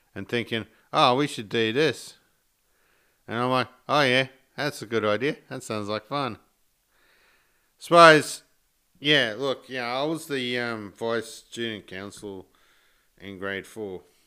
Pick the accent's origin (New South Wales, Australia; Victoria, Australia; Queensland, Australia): Queensland, Australia; Sarina; originally I come from Serena, which is like half an hour south of Mackay.